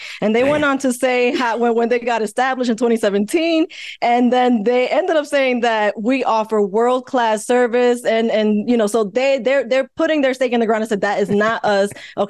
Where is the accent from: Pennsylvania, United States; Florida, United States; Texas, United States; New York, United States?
New York, United States; now in Atlanta, United States; I come from New York.